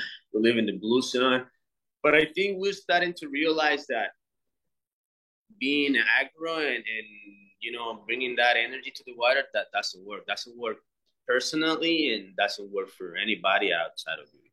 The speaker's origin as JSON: {"language": "English", "town": "Nosara", "region": "Guanacaste", "country": "Costa Rica", "tie": "born or raised there", "said": "it's my hometown again."}